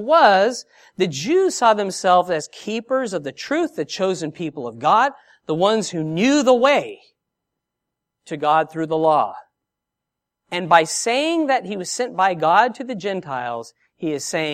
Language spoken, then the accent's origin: English; San Diego, California, United States; now in Australia; I'm from San Diego, and here I am in Australia